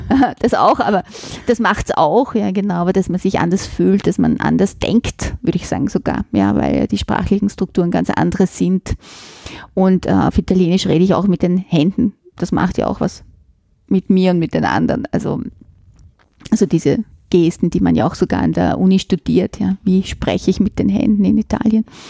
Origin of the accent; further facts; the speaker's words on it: Vienna, Austria; accent: Viennese dialect; also born or lived in Florence, Italy / Switzerland; ich bin in einer Gärtnerei in Simmering aufgewachsen